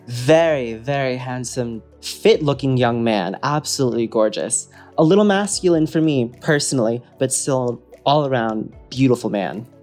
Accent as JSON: {"language": "English", "region": "Wisconsin", "country": "United States", "tie": "born or raised there", "moved": "yes", "lives_now": "Los Angeles, United States", "said": "I grew up in Wisconsin"}